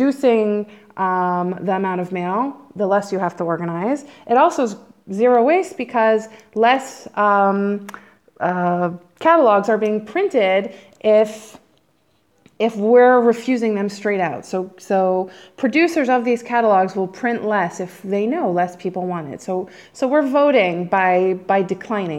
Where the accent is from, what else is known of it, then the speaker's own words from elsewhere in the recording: Silver Spring, Maryland, United States; moved away as an adult; also born or lived in New York; now in Israel; I'm from Silver Spring, Maryland, and I grew up in a big house with a big kitchen. It's true. I lived there till